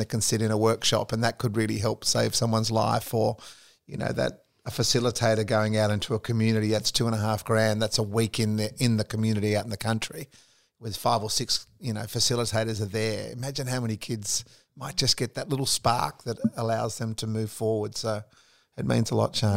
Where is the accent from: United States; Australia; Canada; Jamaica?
Australia; being an Aussie sports lover